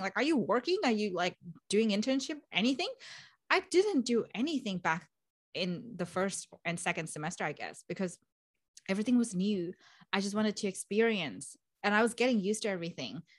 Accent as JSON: {"language": "English", "country": "Vietnam", "moved": "as an adult", "lives_now": "Melbourne, Australia", "said": "I'm originally from Vietnam, beautiful country"}